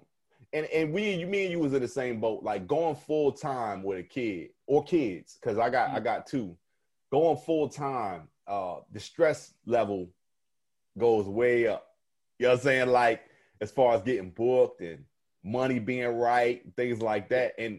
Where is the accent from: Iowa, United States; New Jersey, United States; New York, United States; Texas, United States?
New Jersey, United States; Camden; I grew up in a bad area too. Like, I'm from Camden, New Jersey